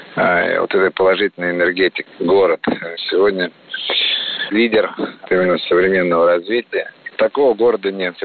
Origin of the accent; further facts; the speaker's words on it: Moscow, Russia; Горжусь тем, что я родился в Москве